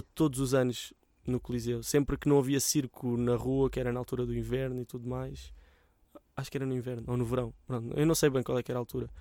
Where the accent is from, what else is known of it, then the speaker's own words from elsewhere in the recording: Mem Martins, Lisbon, Portugal; mesmo que um dia deixe de viver em Mãe Martins